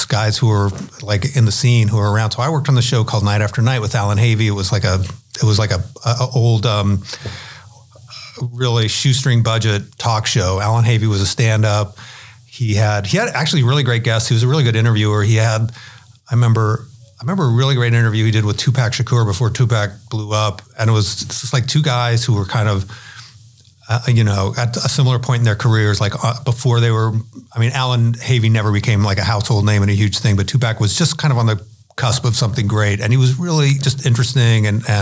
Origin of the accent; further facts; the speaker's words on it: Omaha, Nebraska, United States; now in California, United States; everybody I grew up with in Omaha